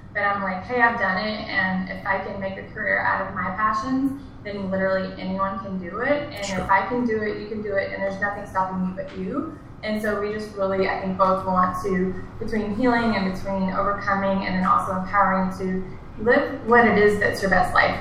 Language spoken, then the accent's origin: English; near Beaumont, Texas, United States; It's about two hours east of Houston on the border of Louisiana